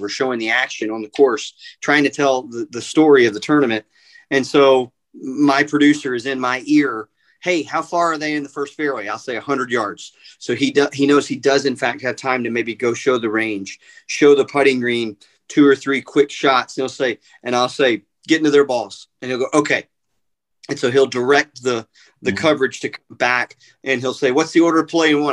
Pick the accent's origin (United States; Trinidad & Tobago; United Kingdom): United States; Atlanta, Georgia; my hometown, right. Atlanta